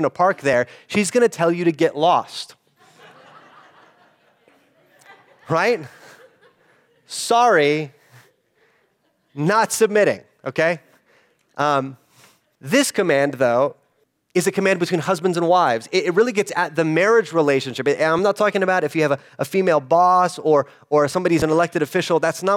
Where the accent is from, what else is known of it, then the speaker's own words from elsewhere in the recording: United States; an American in the 21st century